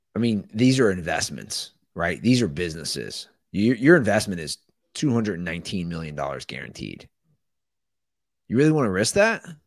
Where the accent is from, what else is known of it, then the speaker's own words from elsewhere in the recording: Ohio, United States; the state I'm from